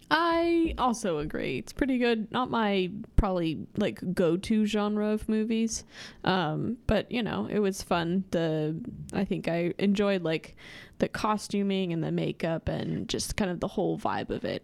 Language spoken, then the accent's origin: English; outside of Lincoln, Nebraska, United States; I grew up outside of Lincoln and I spent a lot of my childhood playing outside